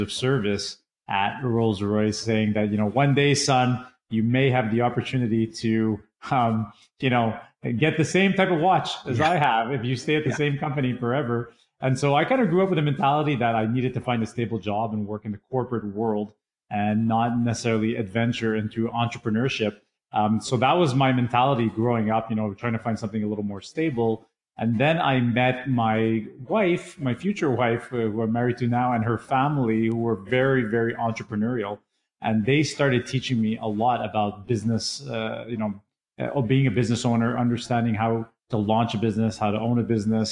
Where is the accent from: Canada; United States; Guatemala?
Canada; also born or lived in England; I immigrated from England over to Canada when I was much younger